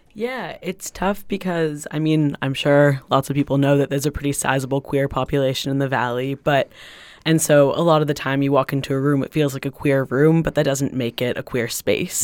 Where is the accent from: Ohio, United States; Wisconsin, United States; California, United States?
California, United States; Los Angeles; now in Greenfield, United States; I'm originally from Los Angeles